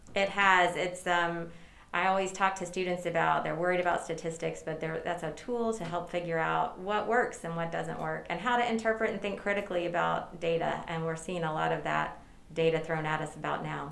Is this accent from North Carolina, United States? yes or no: yes; Durham, North Carolina, United States; I am a native North Carolinian, okay. born and raised in Durham, northern Durham, North Carolina.